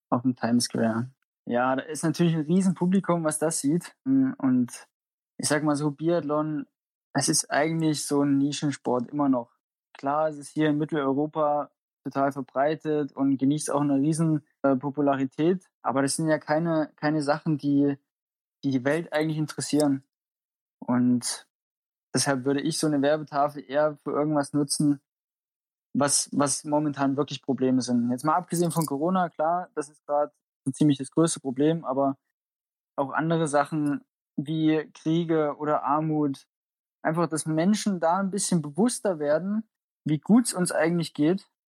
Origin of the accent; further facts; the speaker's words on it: Oberhof, Thuringia, Germany; Also ich fühle mich super wohl in Oberhof. Das ist meine Heimat. Ich, ich wohne hier gerne.